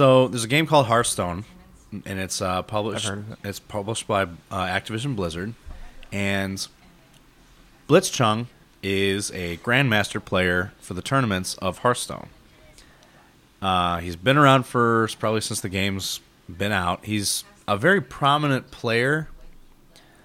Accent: United States; I'm an American

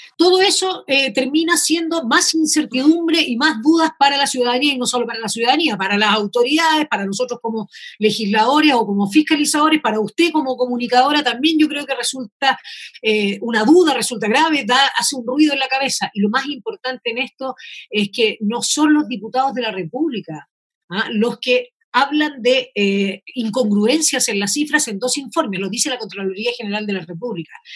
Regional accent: Chile; somos varios los chilenos

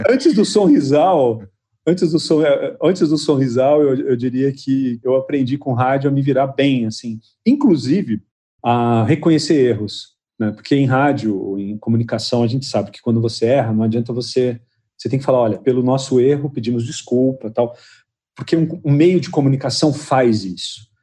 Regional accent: São José do Rio Preto, São Paulo, Brazil; moved away as an adult; also born or lived in Lisbon, Portugal; Eu saí de Rio Preto com 24 anos, né? 24 para 25 anos eu saí

